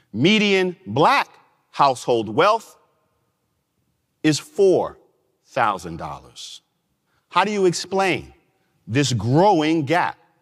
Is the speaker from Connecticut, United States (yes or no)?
no; New York, United States; my home state of New York